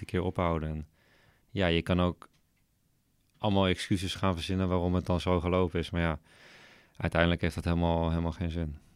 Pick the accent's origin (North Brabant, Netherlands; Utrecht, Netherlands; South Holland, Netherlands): Utrecht, Netherlands; Veenendaal; Opgegroeid in Veenendaal. Dus eh, nog steeds woon ik in Veenendaal.